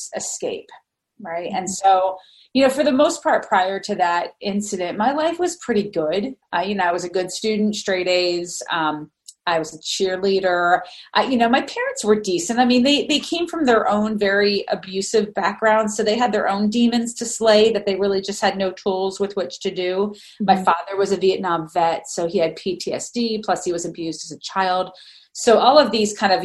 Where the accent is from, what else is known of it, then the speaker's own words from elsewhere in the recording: Allentown, Pennsylvania, United States; also born or lived in Harrisburg, Pennsylvania; now in Camp Hill, United States; I grew up in Pennsylvania. So I'm from actually the Lehigh Valley area